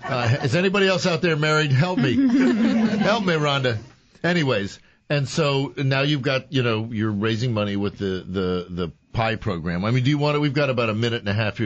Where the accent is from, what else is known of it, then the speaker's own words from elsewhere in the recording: Montgomery County, Maryland, United States; I was raised in Montgomery County. I've been there forever